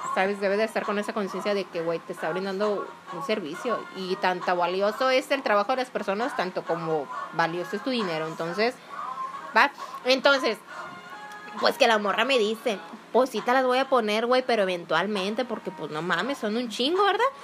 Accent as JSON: {"language": "Spanish", "region": "Nayarit and Jalisco", "country": "Mexico", "tie": "born or raised there", "said": "Yo me considero mitad nayarita y mitad jalisciense"}